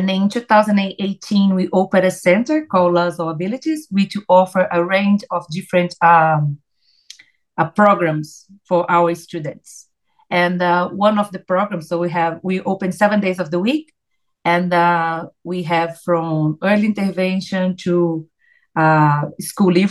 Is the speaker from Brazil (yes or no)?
yes; Brazil; English is a second language; moved away; I came from Brazil back in 2006.